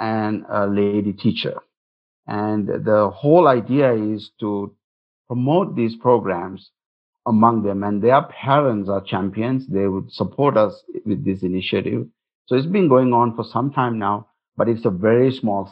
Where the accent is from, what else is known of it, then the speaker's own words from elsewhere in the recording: Singapore; now in Utah, United States; I come from Singapore